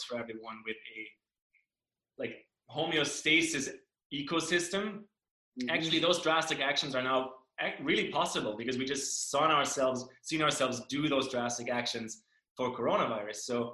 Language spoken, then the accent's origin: English; Germany; moved away; I grew up in Germany